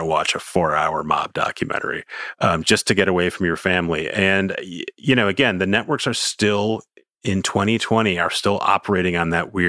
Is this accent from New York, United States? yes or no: yes; New York City, New York, United States; as a New Yorker